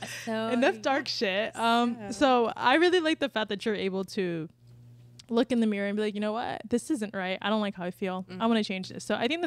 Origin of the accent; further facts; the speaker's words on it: Palm River, Florida, United States; where we came from Palm River?